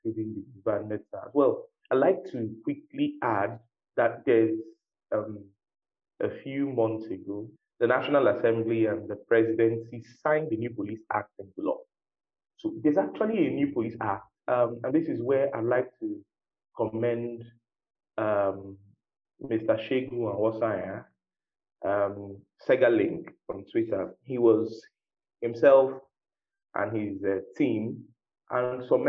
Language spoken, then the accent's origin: English; Nigeria; as a Nigerian